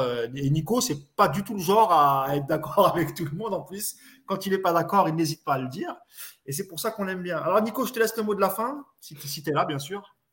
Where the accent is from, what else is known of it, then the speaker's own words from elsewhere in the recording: Marrakech, Marrakesh-Safi, Morocco; chez moi à Marrakech